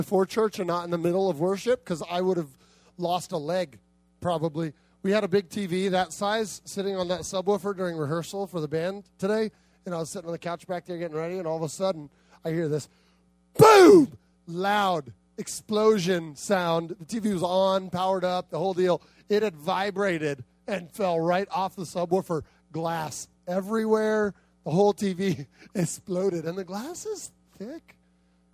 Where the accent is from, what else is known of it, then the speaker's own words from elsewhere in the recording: Arizona, United States; moved away; In Arizona, where I come from